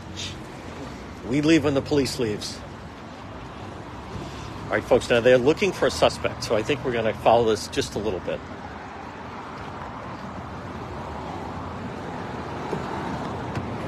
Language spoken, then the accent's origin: English; Providence, Rhode Island, United States; I grew up on the Cranston Strat side, not far from here